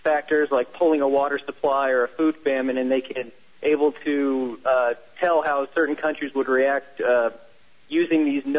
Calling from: Austin, Texas, United States; Austin, Texas.

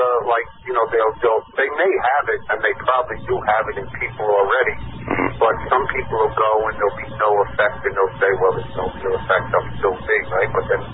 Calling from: New York, United States; Hi, Kevin and Alan. … from New York, and I have a question for Alan.

